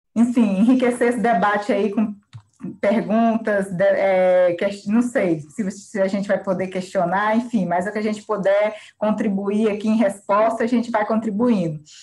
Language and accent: Portuguese; Kalunga quilombo community, Goiás, Brazil; lá da minha terra, da minha comunidade, né, comunidade Calunga